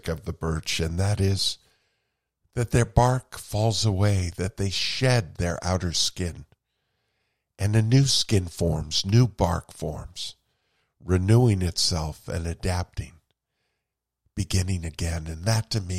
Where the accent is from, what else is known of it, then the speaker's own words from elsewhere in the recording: Vermont, United States; I grew up in Vermont with birches around me